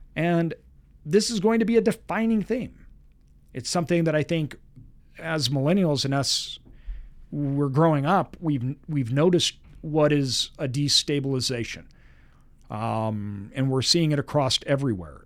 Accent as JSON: {"language": "English", "country": "United States", "said": "as a Westerner, as an American"}